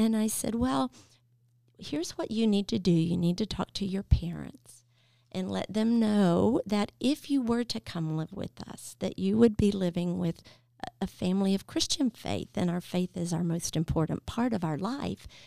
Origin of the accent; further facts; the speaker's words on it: Nashville, Tennessee, United States; moved away as an adult; in Nashville that can actually say this is where I was born and raised.